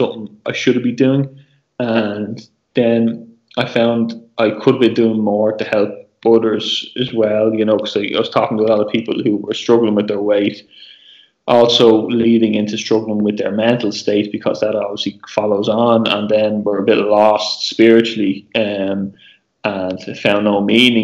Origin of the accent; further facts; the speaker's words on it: Ireland; As an Irish person